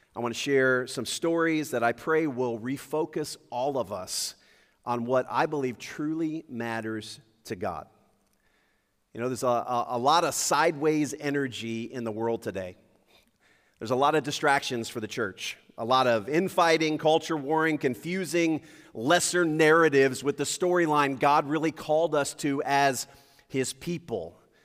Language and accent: English; Lakeview, United States; also born or lived in Indianapolis, Indiana; growing up in Lakeview